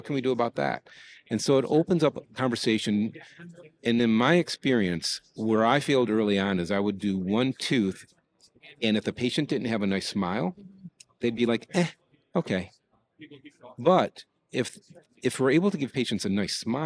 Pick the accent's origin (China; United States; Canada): United States; Detroit, Michigan; I grew up in Detroit